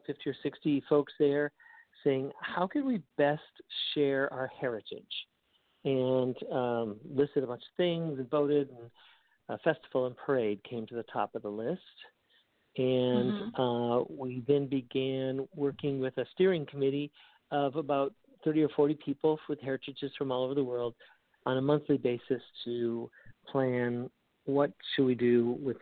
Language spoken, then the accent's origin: English; Alaska, United States; also born or lived in Indian reservation; now in Orlando, United States; having spent 4 years of my youth living on an Indian reservation and then growing up in Alaska